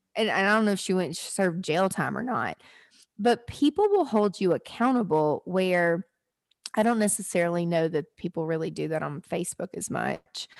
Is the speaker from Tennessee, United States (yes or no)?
yes; Nashville, Tennessee, United States; I live in Nashville, I'm from Nashville